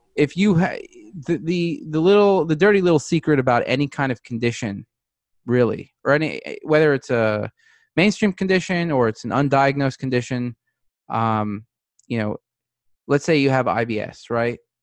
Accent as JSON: {"language": "English", "town": "New York City", "region": "New York", "country": "United States", "tie": "born or raised there", "moved": "as an adult", "lives_now": "Newport Beach, United States", "said": "I grew up in New York City"}